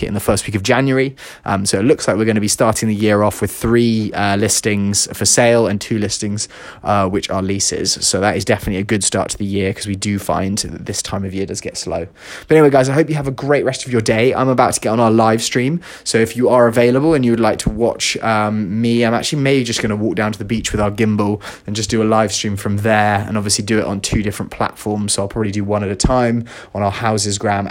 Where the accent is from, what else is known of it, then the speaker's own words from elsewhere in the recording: London, United Kingdom; now in Los Angeles, United States; I'm from London and she's from Chicago, we both live